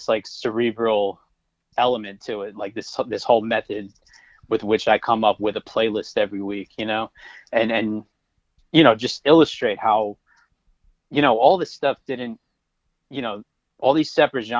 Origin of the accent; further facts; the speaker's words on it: Connecticut, United States; I grew up in Connecticut